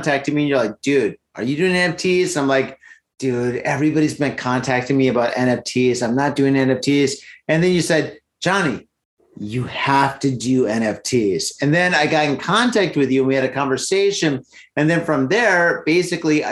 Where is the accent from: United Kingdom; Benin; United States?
United States; I'm American